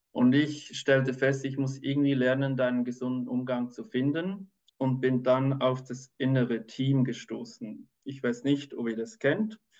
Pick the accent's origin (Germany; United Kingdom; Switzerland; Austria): Switzerland; ich bin Kinderarzt, ich bin aus der Schweiz